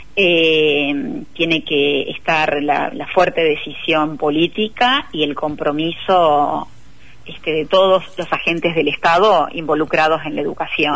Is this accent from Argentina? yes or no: yes; Argentina; nuestros resultados como pueblo argentino